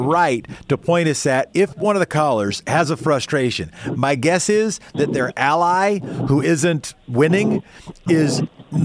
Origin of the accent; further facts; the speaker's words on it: Oregon, United States; a capital city of my home state